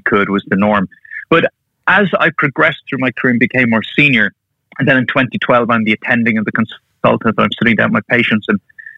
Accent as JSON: {"language": "English", "country": "Ireland", "tie": "born or raised there", "moved": "as an adult", "lives_now": "United Kingdom", "said": "I'm from Ireland. That's where I grew up and trained. That's where my family are. But I now live with my wife and kids in the UK"}